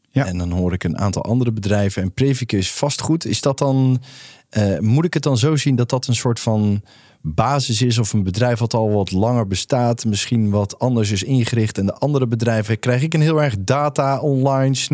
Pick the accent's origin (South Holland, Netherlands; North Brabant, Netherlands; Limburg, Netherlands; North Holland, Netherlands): North Brabant, Netherlands; Nee, nee, ik kom uit Brabant.